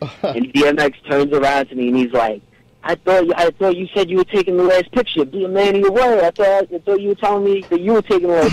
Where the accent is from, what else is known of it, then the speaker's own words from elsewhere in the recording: Queens, New York, United States; born there; accent: Brooklyn; I was born in Queens. I, I live in Brooklyn now.